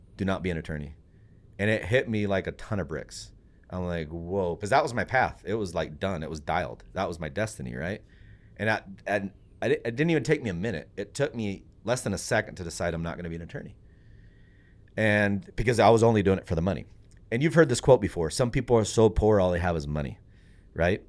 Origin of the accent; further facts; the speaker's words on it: Puerto Rico; now in United States; I'm from Puerto Rico